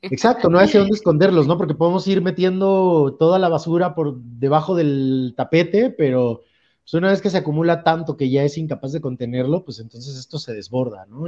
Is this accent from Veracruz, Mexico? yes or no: yes; Veracruz, Mexico; now in Mexico City, Mexico; yo soy de Veracruz